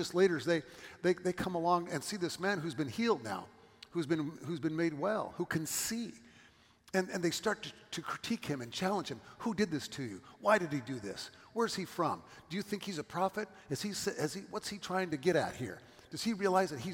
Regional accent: California, United States; moved away as an adult; also born or lived in Johnson City, Tennessee

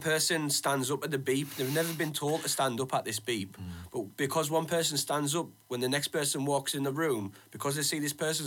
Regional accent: Middlesbrough, North East England, United Kingdom; we're from Middlesbrough

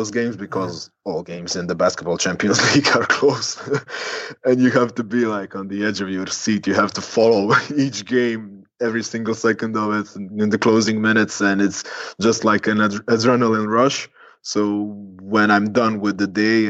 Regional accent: Split, Split-Dalmatia County, Croatia; now in Zagreb, Croatia; growing up in Dalmatia and Split.

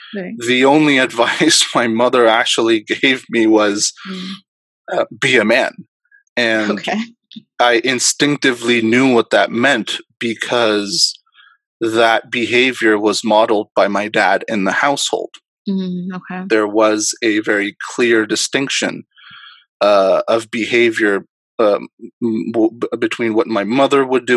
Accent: Dubai, United Arab Emirates; moved away; also born or lived in Karachi, Pakistan; I actually was born in Karachi in Pakistan, and I grew up actually in Dubai.

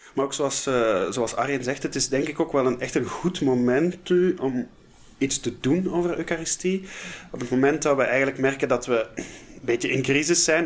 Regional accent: Flanders, Belgium; accent: Flemish; je hoort allicht ook aan het accent dat ik van iets zuidelijkere oorden kom. Eh, ik kom uit Vlaanderen, ik woon daar nog altijd.

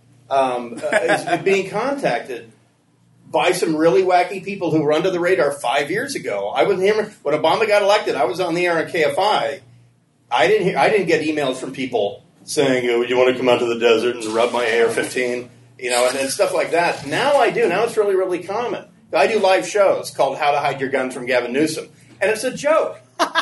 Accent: Honolulu, Hawaii, United States; now in California, United States; I was born in Honolulu

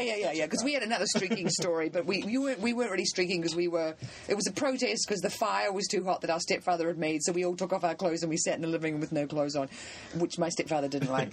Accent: New Zealand; moved away; I'm from New Zealand

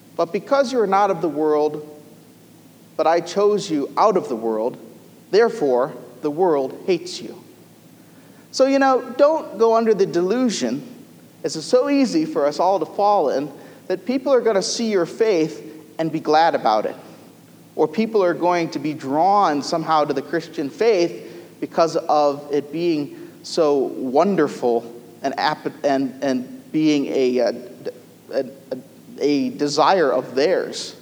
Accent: United States; as American citizens

